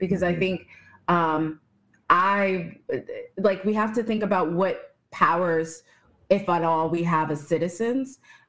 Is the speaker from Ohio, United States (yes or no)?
no; Texas, United States; born there; I was born in Texas, but I could never live there.